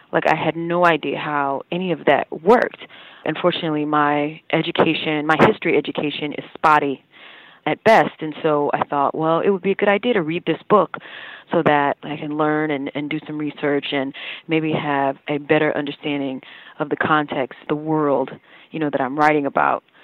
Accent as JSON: {"language": "English", "region": "the South", "country": "United States", "tie": "born or raised there", "said": "What I understood of slavery was further complicated because I grew up in the South"}